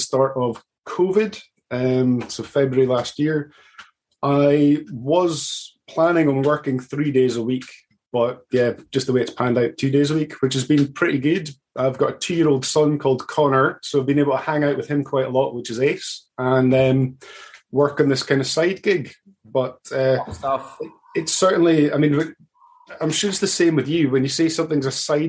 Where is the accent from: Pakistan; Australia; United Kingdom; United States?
United Kingdom; Aberdeen, Scotland; also born or lived in Canada; I'm from Aberdeen up in Scotland.